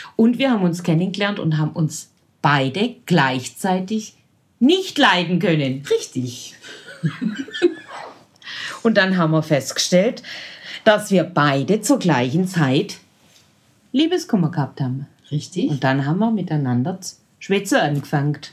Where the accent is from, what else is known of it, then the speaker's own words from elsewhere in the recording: Nördlingen, Bavaria, Germany; im Altenheim in Nördlingen, wo ich herkomme